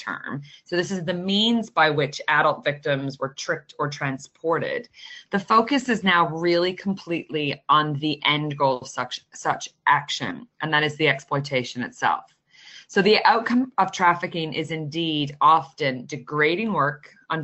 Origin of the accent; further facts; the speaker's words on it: Canada; I'm a Canadian